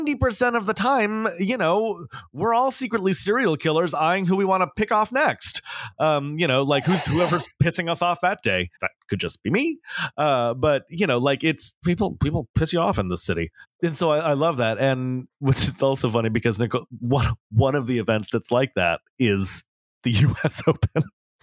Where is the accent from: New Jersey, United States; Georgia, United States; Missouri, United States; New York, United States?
New York, United States; New York City; I'm so happy you got to see this, because it's as a New Yorker, it's one of my favorite things